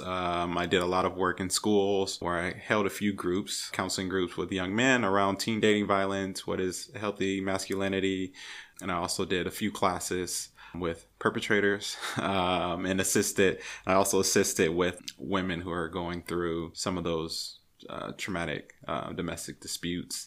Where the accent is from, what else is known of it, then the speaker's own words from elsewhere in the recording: California, United States; also born or lived in Louisiana; now in Portland, United States; I'm originally from California